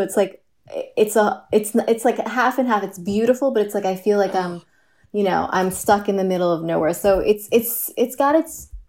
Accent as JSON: {"language": "English", "town": "New York City", "region": "New York", "country": "United States", "tie": "born or raised there", "also_born_or_lived": "Cape Cod, Massachusetts", "said": "I hail from Queens. We were from Forest Hills, Queens."}